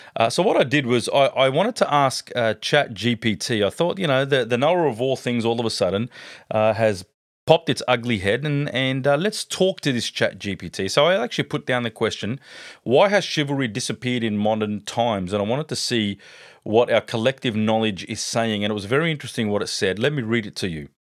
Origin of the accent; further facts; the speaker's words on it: Sydney, New South Wales, Australia; I grew up in a great family back in Parramatta.